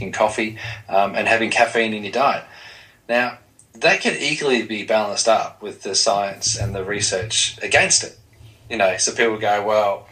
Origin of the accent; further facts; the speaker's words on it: Dandenong, Victoria, Australia; I grew up in Dandenong in Melbourne, Australia